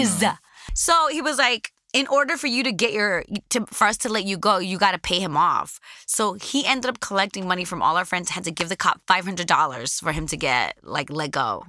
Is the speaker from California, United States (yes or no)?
yes; Los Angeles, California, United States; Growing up in Los Angeles